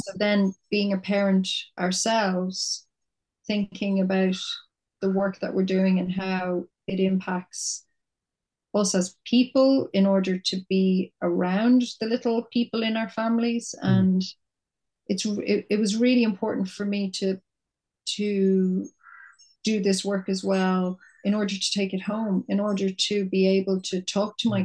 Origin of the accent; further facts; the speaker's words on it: Dublin, Leinster, Ireland; I'm from Dublin. I was living in my little flat in Temple Bar for 10 years